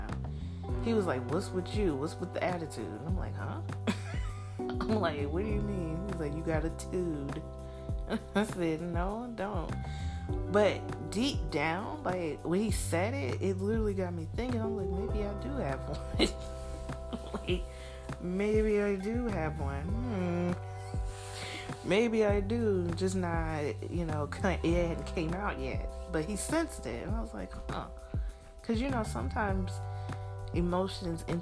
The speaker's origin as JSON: {"language": "English", "town": "Jackson", "region": "Mississippi", "country": "United States", "tie": "born or raised there", "also_born_or_lived": "Wisconsin", "accent": "Mississippi", "moved": "as an adult", "lives_now": "North Carolina, United States", "said": "I have that Mississippi accent"}